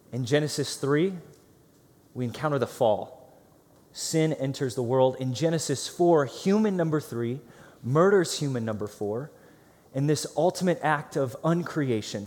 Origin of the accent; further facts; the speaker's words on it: Green, Ohio, United States; moved away; I grew up in Akron, Ohio, so a suburb of Akron called Green, Ohio